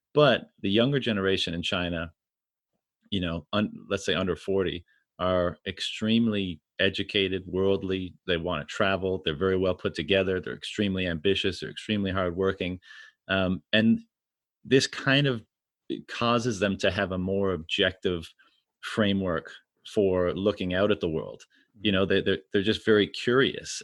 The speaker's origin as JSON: {"language": "English", "country": "Canada", "said": "I'm from Canada"}